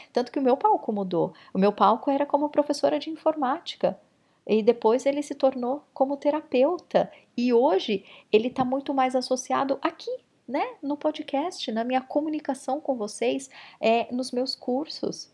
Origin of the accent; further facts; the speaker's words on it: São Paulo, Brazil; São Paulo capital, que foi onde eu cresci